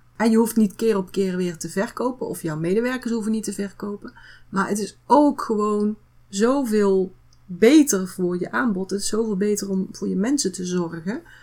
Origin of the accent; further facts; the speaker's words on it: North Brabant, Netherlands; Bij ons in Brabant zeggen we dan houdoe.